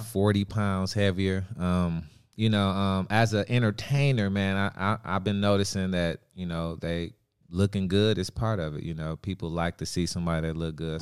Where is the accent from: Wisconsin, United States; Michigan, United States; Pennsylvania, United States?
Wisconsin, United States; I'm from Wisconsin